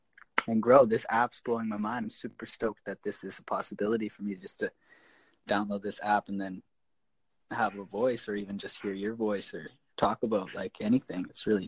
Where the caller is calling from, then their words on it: British Columbia, Canada; I'm here from Canada. I'm in British Columbia on Vancouver Island. Just in Couchin Valley here.